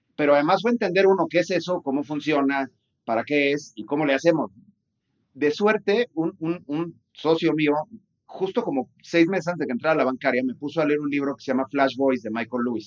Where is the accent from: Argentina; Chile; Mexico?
Mexico; Guadalajara, Jalisco; yo soy de Guadalajara, este, y soy abogado